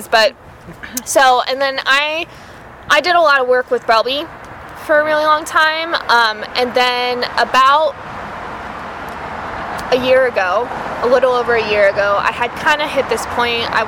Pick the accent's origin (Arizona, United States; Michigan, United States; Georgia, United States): Arizona, United States; Tucson; now in Phoenix, United States; I grew up in uh, Tucson, which is about two hours south